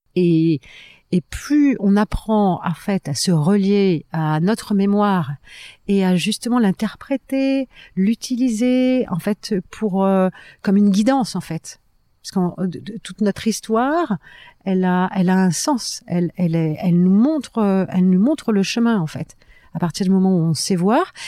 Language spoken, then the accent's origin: French; France; je suis française